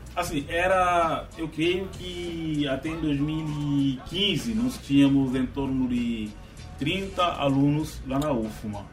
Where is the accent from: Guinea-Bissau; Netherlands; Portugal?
Guinea-Bissau; now in São Luís, Brazil; da minha terra também, lá em Guiné-Bissau